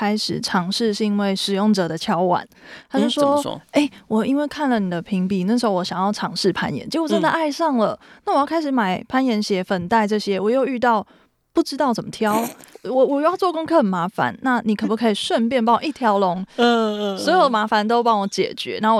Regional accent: Taipei, Taiwan; 我是台北人，一路在台北长大

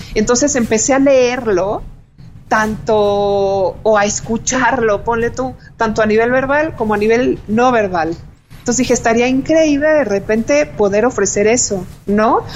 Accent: Mexico; como mexicanos

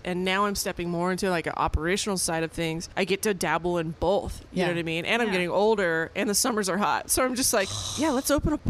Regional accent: San Francisco, California, United States; moved away as an adult; now in Las Vegas, United States; before I even lived in Vegas, I grew up in San Francisco.

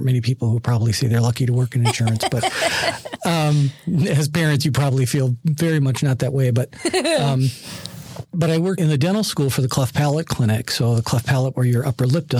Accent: Minneapolis, Minnesota, United States; So I grew up in Minneapolis. I live in Minneapolis.

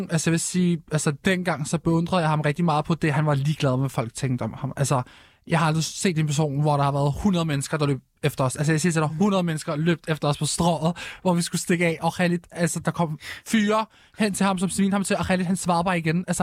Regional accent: Morocco; vi er stolt marokkanere, vi er stolt muslimer. Altså, vores venner, det er minoritet etniske personer

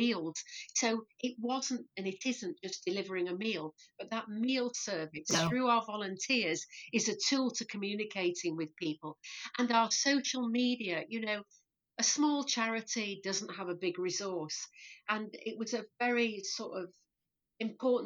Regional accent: Leeds, Yorkshire and the Humber, United Kingdom; Born and bred in Leeds, yeah. Always lived in Leeds

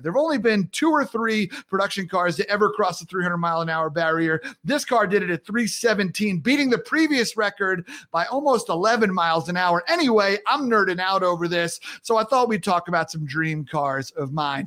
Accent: Long Island, New York, United States; I grew up on Long Island around a lot of Jewish folks

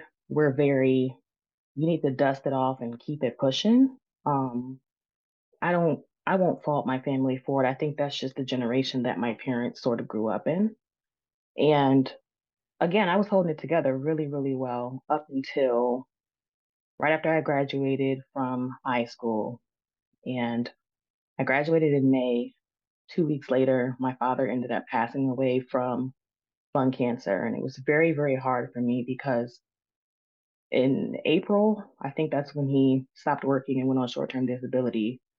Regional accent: Maryland, United States; I grew up here in Maryland with my parents and my brother.

